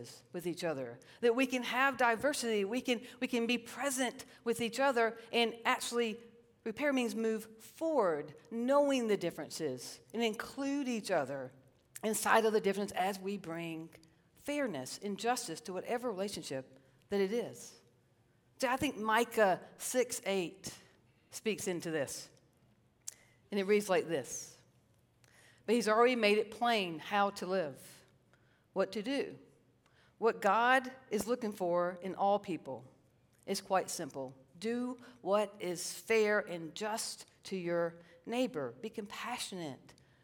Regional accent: Fort Mill, South Carolina, United States; I'm a redneck from Fort Mill.

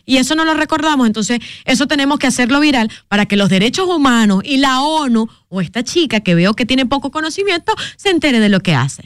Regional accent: Venezuela; now in Dominican Republic; como venezolana, lo vivo

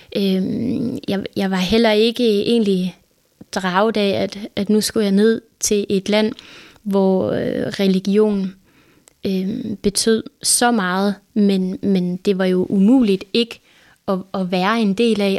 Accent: Denmark; jeg var fra Danmark

